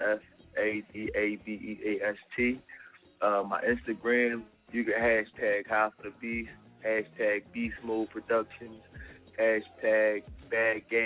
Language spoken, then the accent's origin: English; Philadelphia, Pennsylvania, United States; I'm from Southside, South Philly, all day. Reed Street, 22nd and Reed